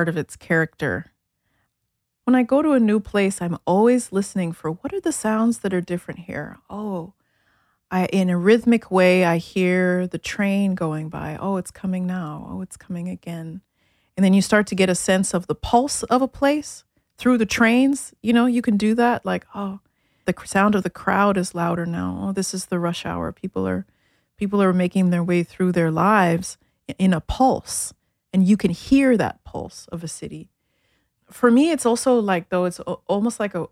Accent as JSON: {"language": "English", "town": "New York City", "region": "New York", "country": "United States", "tie": "born or raised there", "also_born_or_lived": "Addis Ababa, Ethiopia / Germany", "said": "I grew up in Brooklyn"}